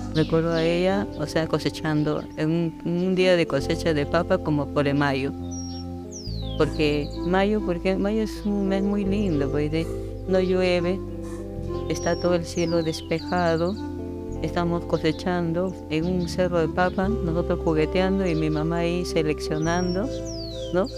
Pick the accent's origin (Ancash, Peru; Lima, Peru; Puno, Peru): Ancash, Peru; Yungay; yo nací en Yungay, en Ancash. Eh, soy andina de nacimiento